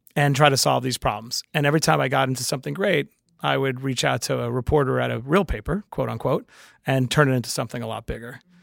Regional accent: New York City, New York, United States; I'm from Queens

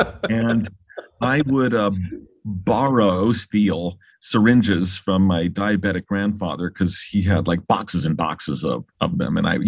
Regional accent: Los Angeles, California, United States; I grew up in Baldwin Hills here in Los Angeles.

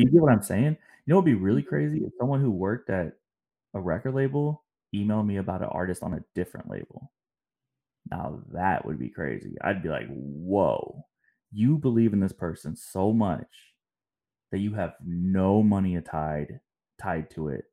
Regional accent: St. Louis, Missouri, United States; moved away; also born or lived in Atlanta; I'm from St. Louis

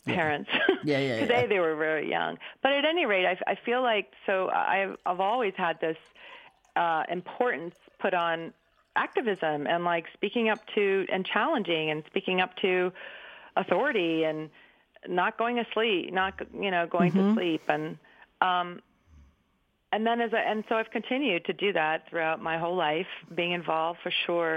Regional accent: Berkeley, California, United States; I grew up in 1962 in Berkeley

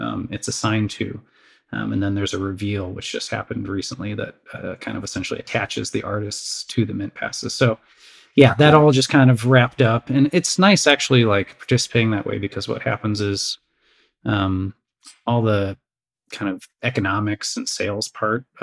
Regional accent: Crystal Lake, Illinois, United States; I grew up the suburbs of Chicago, Crystal Lake, Illinois

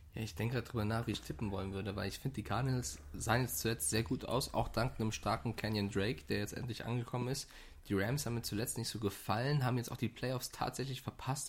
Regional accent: Frankfurt, Hesse, Germany; ich komme ja aus Frankfurt

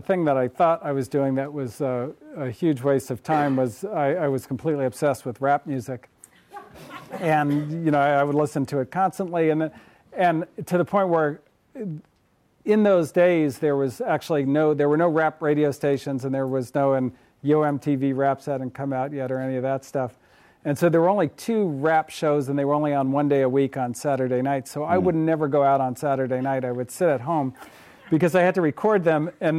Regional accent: Berkeley, California, United States; Well, I grew up in the People's Republic of Berkeley, right across the way there.

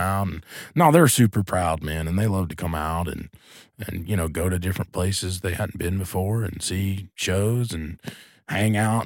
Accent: Asheville, North Carolina, United States; I grew up in Asheville, North Carolina, which is a pretty progressive place

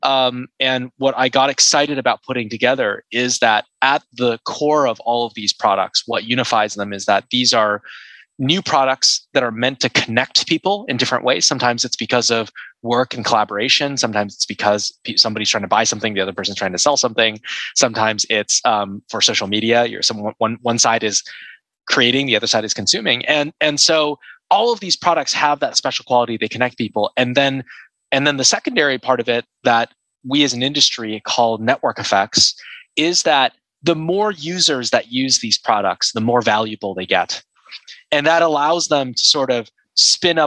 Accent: Seattle, Washington, United States; moved away as an adult; now in Silicon Valley, United States; I grew up in Seattle and I moved to Silicon Valley in 2007

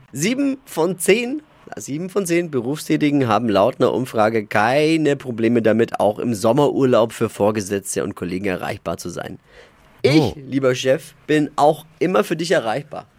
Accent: Germany; bei uns in Deutschland

